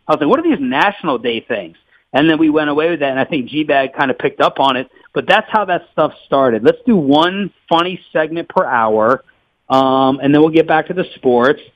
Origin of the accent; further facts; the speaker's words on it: Maryland, United States; moved away as an adult; also born or lived in Washington, D.C. / Kansas City; now in Dallas-Fort Worth, United States; I grew up in Maryland and, and, and DC